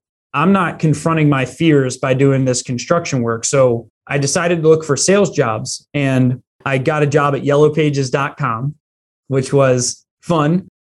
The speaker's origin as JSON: {"language": "English", "town": "Philadelphia", "region": "Pennsylvania", "country": "United States", "tie": "born or raised there", "said": "I grew up right in the Philly area"}